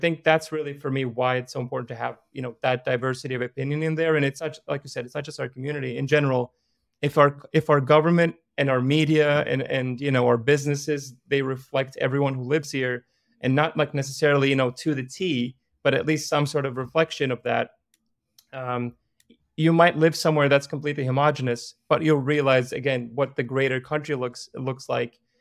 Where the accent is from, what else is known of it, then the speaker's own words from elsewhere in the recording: Iraq; now in United States; I was born in Iraq